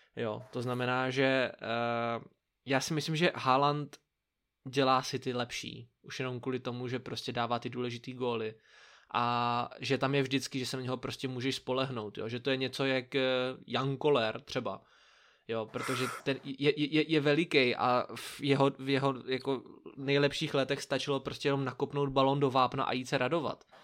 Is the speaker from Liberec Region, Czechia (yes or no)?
no; Brno, South Moravian Region, Czechia; jako správný Brňák, nebo jako my dva správní Brňáci